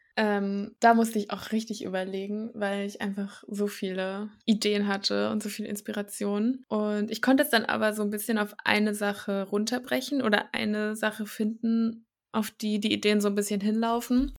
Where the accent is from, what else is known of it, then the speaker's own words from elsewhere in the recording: Thuringia, Germany; also born or lived in Rostock; ich bin gebürtig auch aus Thüringen, habe hier mein Abi gemacht